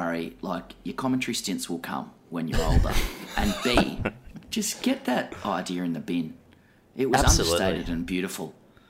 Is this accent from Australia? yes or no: yes; Australia; It's always hard to know as an Australian whether that's just, whether that's woke revisionism or just denial, on our part.